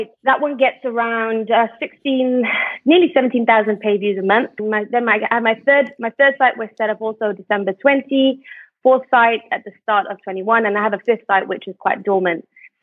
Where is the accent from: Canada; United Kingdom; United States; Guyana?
United Kingdom; moved away as an adult; now in Malaysia; I'm originally British, but I moved to Malaysia